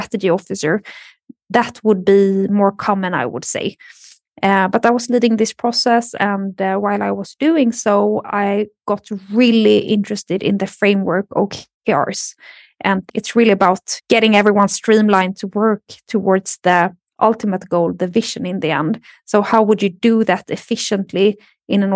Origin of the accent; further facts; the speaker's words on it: Sweden; also born or lived in Lund / Stockholm; I am born and raised in Sweden, and I live in Stockholm since 2011.